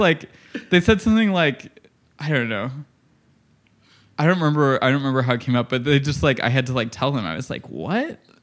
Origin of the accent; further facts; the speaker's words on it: Illinois, United States; I grew up in Illinois